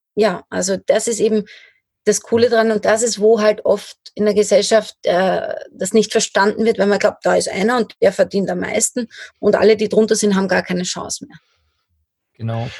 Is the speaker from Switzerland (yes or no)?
no; Lower Austria, Austria; moved away; also born or lived in Styria; ich komme aus Niederösterreich ursprünglich